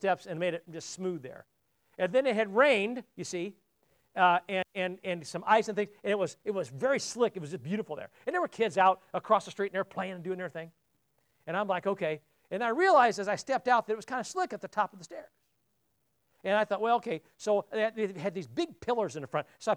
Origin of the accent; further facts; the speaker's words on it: South Bend, Indiana, United States; moved away as an adult; I don't visit my hometown much